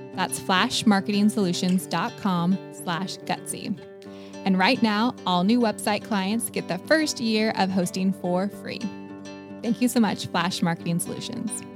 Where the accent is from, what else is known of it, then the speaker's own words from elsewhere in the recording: California, United States; moved away; I grew up out in California